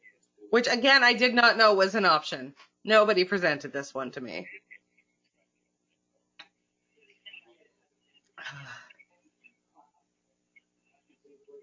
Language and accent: English; near Lion Country Safari, Florida, United States; also born or lived in Maine; I grew up near Lion Country Safari